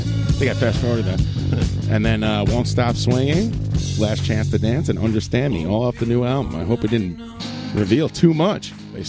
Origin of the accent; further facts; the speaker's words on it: Queens, New York, United States; Growing up in Queens, it's my secret shame.